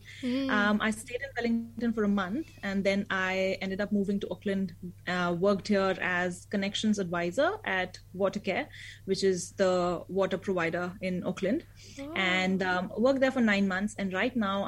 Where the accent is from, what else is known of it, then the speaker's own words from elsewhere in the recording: India; moved away as an adult; now in New Zealand; I moved from India